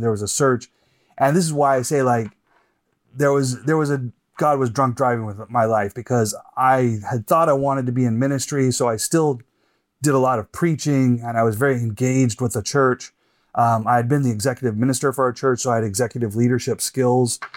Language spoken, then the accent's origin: English; Boise, Idaho, United States; also born or lived in Oxford, United Kingdom; now in Moscow, Idaho, United States; I'm from Boise, uh, graduated from public school, went up to the University of Idaho